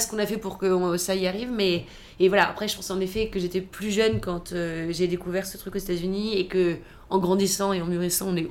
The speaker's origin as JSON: {"language": "French", "town": "Toulouse", "region": "Occitania", "country": "France", "also_born_or_lived": "Paris / United States", "moved": "yes", "said": "je viens de Toulouse"}